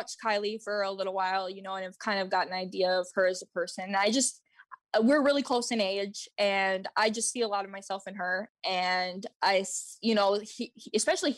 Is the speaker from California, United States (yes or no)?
no; Minnesota, United States; I'm from Minnesota and I am 30 years old.